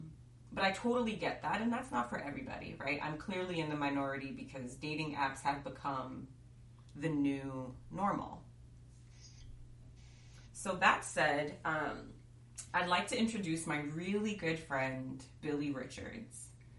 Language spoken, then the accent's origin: English; New York, United States; being a New Yorker is definitely like a part of the fabric of who I am.